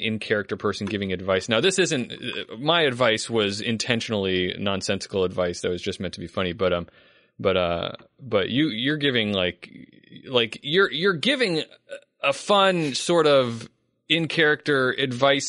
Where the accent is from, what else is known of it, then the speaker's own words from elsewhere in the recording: Charleston, South Carolina, United States; also born or lived in Columbia, South Carolina; I'm from Charleston, which is actually where I grew up in Charleston.